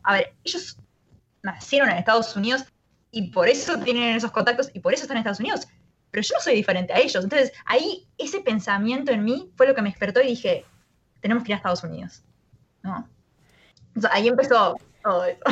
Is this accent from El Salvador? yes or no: no; Uruguay; moved away as an adult; now in San Francisco, United States; yo me, crié en Uruguay, nací en Uruguay